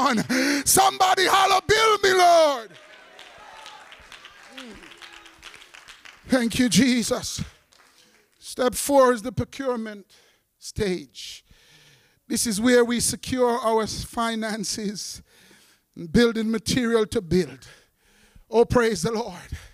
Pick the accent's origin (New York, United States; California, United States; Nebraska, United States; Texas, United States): New York, United States; New York City; also born or lived in Jamaica; I was raised up when I came from Jamaica, West Indies, in the hardcore part of Brooklyn